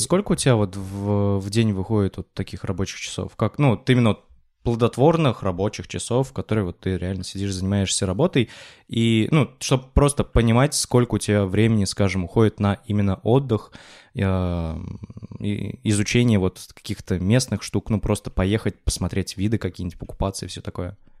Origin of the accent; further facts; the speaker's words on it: Kuvandyk, Orenburg Oblast, Russia; moved away as an adult; я из Кундыка, ну, это такой, в общем, город в Оренбургской области